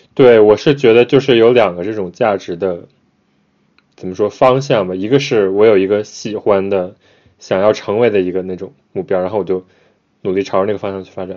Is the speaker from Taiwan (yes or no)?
no; China; now in Japan; 我们可能从小在中国长大